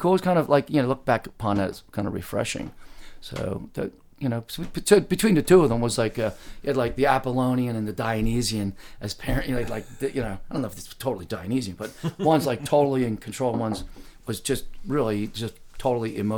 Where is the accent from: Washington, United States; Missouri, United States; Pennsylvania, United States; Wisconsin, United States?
Pennsylvania, United States; Philadelphia; also born or lived in Darby, Pennsylvania, United States; I was born out there near Southwest Philadelphia, you know, Darby, PA, you know, mm-hmm.